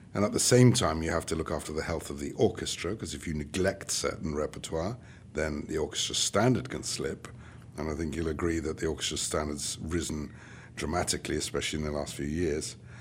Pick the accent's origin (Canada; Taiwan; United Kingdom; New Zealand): United Kingdom; now in Charlotte, United States; being British